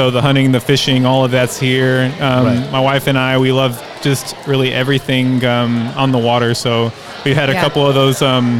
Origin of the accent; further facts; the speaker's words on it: Victoria, Texas, United States; moved away; also born or lived in Corpus Christi, Texas; I'm from Victoria, but I was born in Corpus, and my wife and I just relocated back down to Corpus